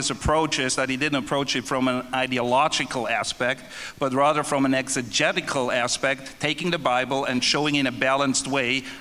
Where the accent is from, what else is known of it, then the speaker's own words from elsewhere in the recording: Germany; since I'm the only äh, German here, I'm also going to speak German.